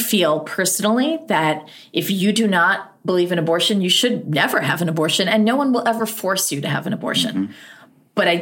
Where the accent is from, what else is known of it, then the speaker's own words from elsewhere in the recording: United States; also born or lived in near Dartmouth, New Hampshire; as an American